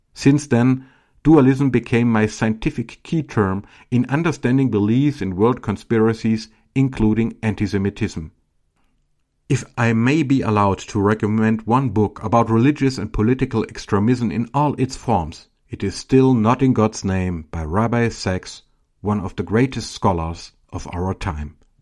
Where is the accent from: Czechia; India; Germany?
Germany; Filderstadt, Baden-Württemberg; I was born in Filderstadt in 1976